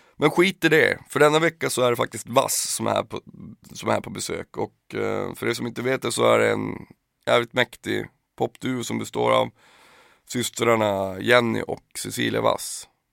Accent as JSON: {"language": "Swedish", "town": "Piteå", "region": "Norrbotten County", "country": "Sweden", "said": "Skiva säger man ju när man kommer från Pi. Man säger ju inte album där, där jag kommer ifrån"}